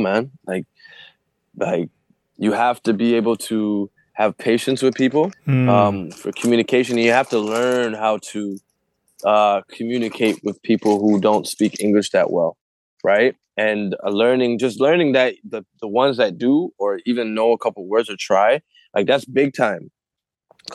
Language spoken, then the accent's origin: English; Canada; I'm from Canada